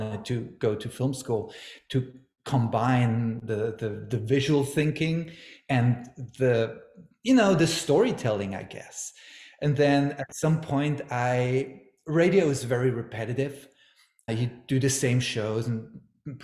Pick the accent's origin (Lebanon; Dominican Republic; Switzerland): Switzerland; moved away as an adult; now in Los Angeles, United States; I grew up in Switzerland, but I've been in Los Angeles for a little bit, you know, less than 15 years